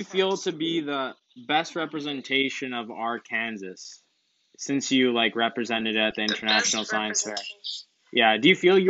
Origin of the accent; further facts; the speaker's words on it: Montreal, Quebec, Canada; also born or lived in Boston, United States; I was born in Boston. I moved to Montreal.